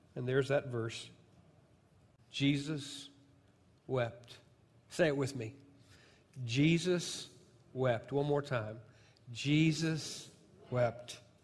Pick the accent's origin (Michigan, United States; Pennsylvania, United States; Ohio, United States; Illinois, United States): Illinois, United States; southern; moved away; I'm from Illinois